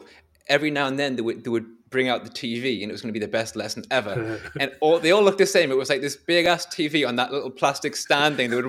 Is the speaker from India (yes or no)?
no; North East England, United Kingdom; accent: coasty, not Geordie; No, I mean, I consider my accent, I consider not particularly Geordie. It's more coasty, to be honest.